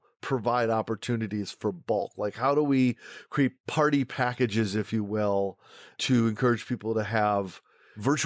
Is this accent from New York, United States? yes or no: yes; New York, United States; I'm from New York